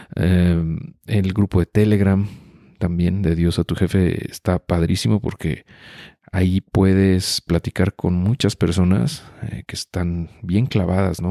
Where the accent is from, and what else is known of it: Mexico